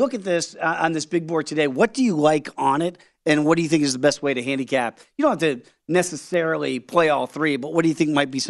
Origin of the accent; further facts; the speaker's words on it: East Coast, United States; moved away as an adult; also born or lived in Washington, D.C.; now in Las Vegas, United States; being an East Coast kid, growing up on East Coast time, working in East Coast sports department for almost 20 years